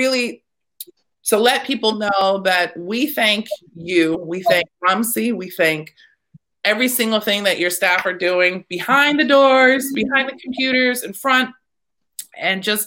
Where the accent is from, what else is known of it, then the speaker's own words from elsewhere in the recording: Texas, United States; moved away as an adult; now in Staten Island, United States; born and raised, I'm from Texas.